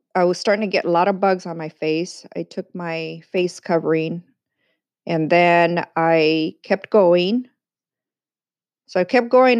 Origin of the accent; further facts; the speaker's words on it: San Diego, California, United States; also born or lived in East Los Angeles, California; I was born in East LA, but raised in sunny San Diego, California